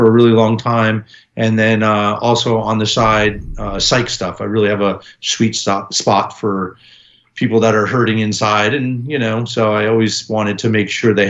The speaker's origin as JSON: {"language": "English", "town": "New York City", "region": "New York", "country": "United States", "tie": "born or raised there", "said": "I grew up in New York City"}